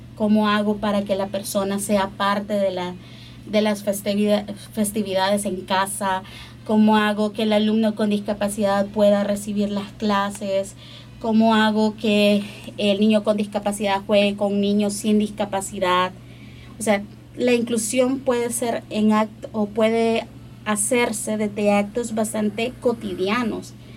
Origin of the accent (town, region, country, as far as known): El Salvador